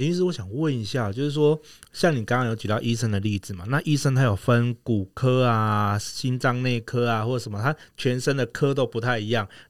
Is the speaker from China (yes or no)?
no; Taiwan; 我们台湾人比较挑一点啊。